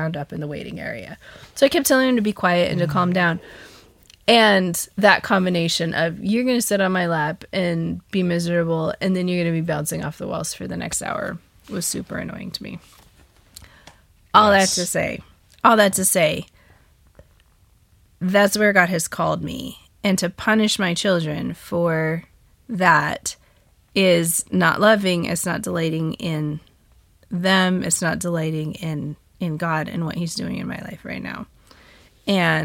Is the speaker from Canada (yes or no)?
no; United States; I'm such an American